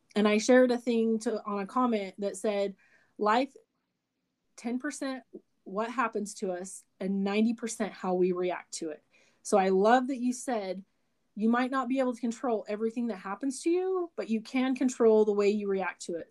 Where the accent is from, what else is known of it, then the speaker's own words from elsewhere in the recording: Burley, Idaho, United States; I grew up in Burley, Idaho born and raised, and I still live here in Burley, Idaho.